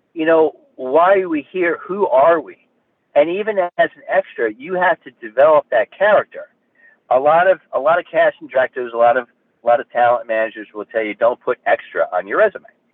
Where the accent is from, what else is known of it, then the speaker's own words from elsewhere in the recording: Kearny, New Jersey, United States; also born or lived in Newark, New Jersey; now in Highlands County, Florida, United States; I was born in Newark, New Jersey, uh, raised in Kearny, New Jersey, Hudson County, New Jersey